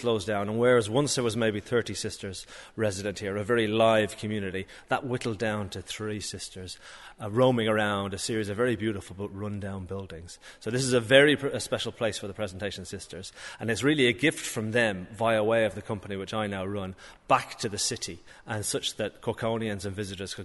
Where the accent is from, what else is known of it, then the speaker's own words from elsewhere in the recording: Dublin, Leinster, Ireland; moved away as an adult; also born or lived in London; now in Cork, Ireland; I'm Dublin originally, but 20 years in London. So half London, half Dublin.